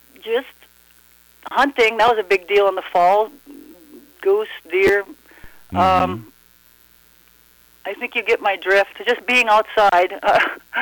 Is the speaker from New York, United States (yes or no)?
no; Gatzke, Minnesota, United States; I grew up right here, a bit west of Gatzke.